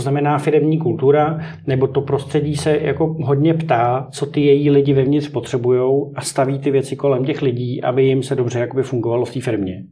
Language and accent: Czech; Greece; jak jsem z, z Řecka